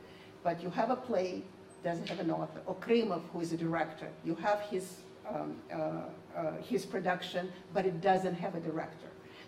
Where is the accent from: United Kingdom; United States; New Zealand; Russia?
Russia; moved away; I, as I said, am a Soviet. I grew up in the Soviet Union in the 70s and 80s.